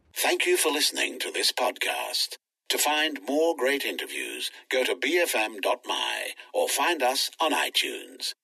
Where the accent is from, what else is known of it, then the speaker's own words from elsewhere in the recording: Perlis, Malaysia; my hometown or Kampung in Perlis